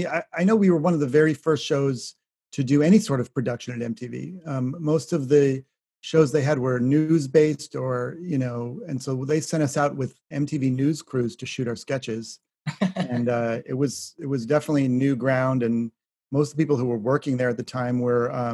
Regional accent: Shaker Heights, Ohio, United States; you're in my home state

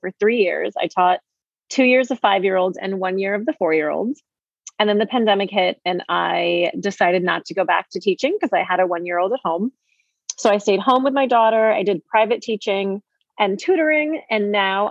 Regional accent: Syracuse, New York, United States; moved away as an adult; now in New York City, United States; I'm from Syracuse, but I've lived in New York City for, it'll be 10 years this month.

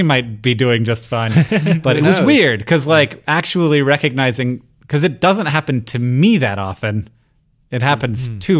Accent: Missoula, Montana, United States; I'm from Missoula, Montana, small town.

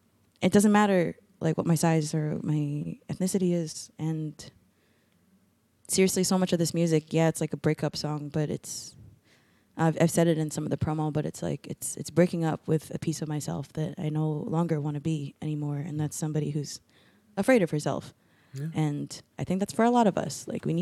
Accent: Philippines; It's like being a woman, being a Filipino, being like a not typical like body shape of women

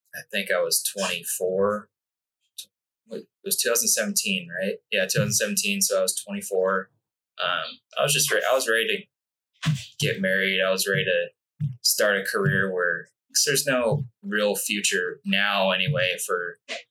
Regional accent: Alpine, California, United States; also born or lived in El Cajon, California / New Mexico / La Mesa, California; I grew up in Alpine

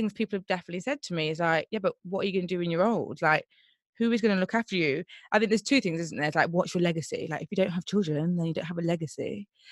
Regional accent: Nottingham, East Midlands, United Kingdom; I'm from Nottingham

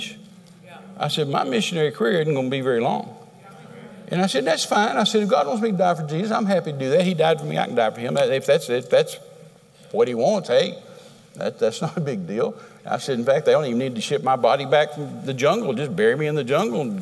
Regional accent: Texas, United States; I'm a Texan

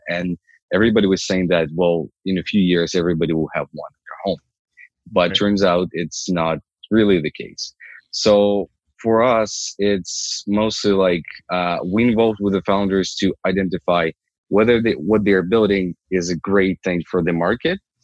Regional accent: Ukraine; moved away as an adult; also born or lived in Toronto, Canada; now in Canada; I'm I'm originally from Ukraine. I came here what seven years ago

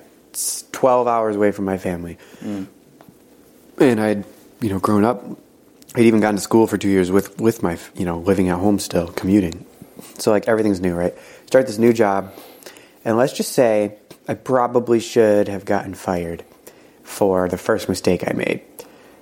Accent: United States; I'm an American

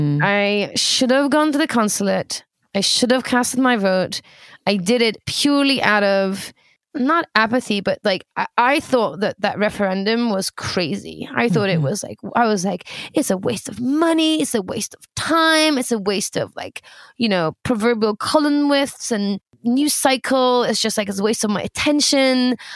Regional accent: United Kingdom; now in United States; Moving on. UK, very civilized, as you can imagine. In the UK, we only campaign for 6 weeks prior.

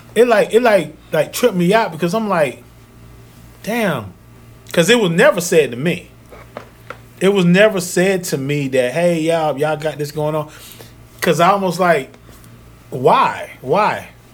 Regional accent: Zebulon, North Carolina, United States; moved away; when I worked for Pizza Hut back in my hometown, mm-hmm. Zebulon, North Carolina

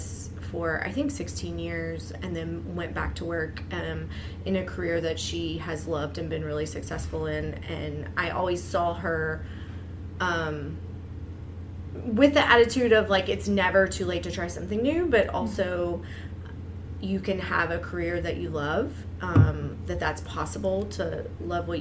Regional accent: the South, United States; born or raised there; moved away; also born or lived in East Coast

